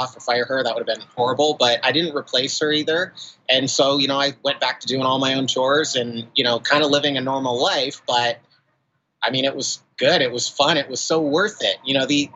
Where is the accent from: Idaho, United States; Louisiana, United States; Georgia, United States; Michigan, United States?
Idaho, United States; I grew up in Idaho in a conservative Christian family home